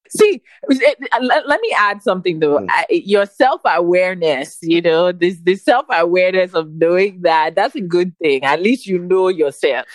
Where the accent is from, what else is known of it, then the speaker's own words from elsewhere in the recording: Nigeria; now in Houston, United States; as a Nigerian